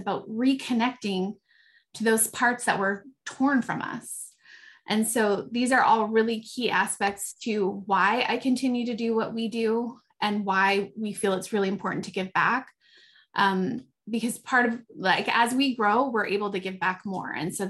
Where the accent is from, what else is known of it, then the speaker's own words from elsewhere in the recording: British Columbia, Canada; So I'm from the Haida Nation and also from the Cree Nation from my grandfather. And I feel really, really fortunate to have grown up with a really strong connection to my culture.